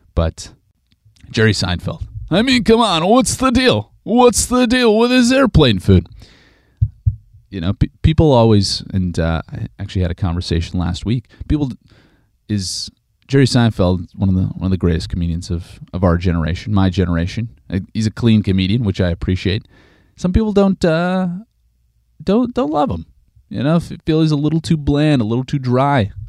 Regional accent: Regina, Saskatchewan, Canada; Regina, Saskatchewan, Canada, my hometown

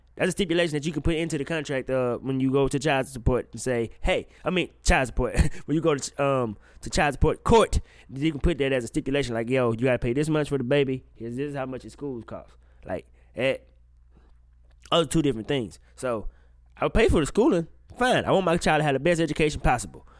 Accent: Mississippi, United States; I'm from Mississippi

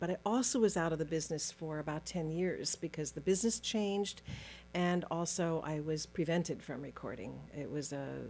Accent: Los Angeles, California, United States; born there; Well, you know, my story was I was born in Los Angeles.

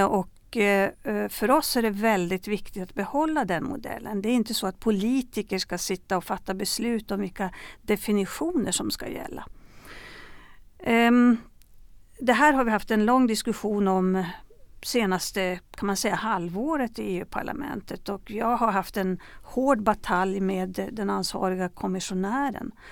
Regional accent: Sweden; jag var på en begravning hemma i Sverige

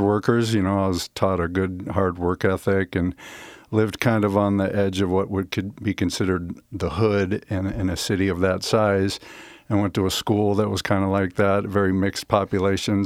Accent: Omaha, Nebraska, United States; moved away as an adult; also born or lived in Denver, Colorado / Nashville; I grew up in the Midwest, uh, Omaha, Nebraska

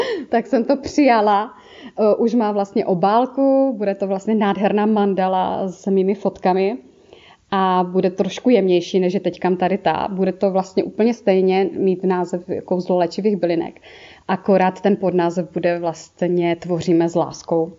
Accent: Moravia, Czechia; accent: Moravian; já mám ten moravský akcent

